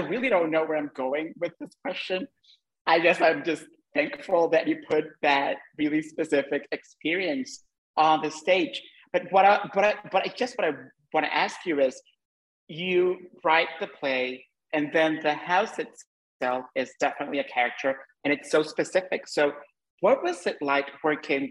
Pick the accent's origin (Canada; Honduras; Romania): Honduras; moved away as an adult; also born or lived in United States; I'm currently in my home country, I'm in Honduras, and this is where I grew up